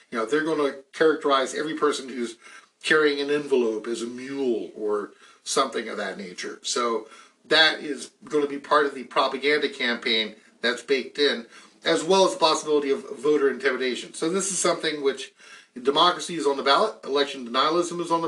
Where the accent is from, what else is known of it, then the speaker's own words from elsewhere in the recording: North Carolina, United States; my home state of North Carolina